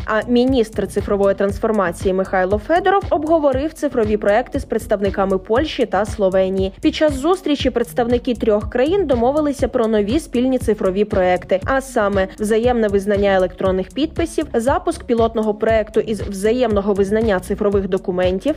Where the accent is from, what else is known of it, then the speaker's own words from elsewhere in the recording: Ukraine; Ми з України.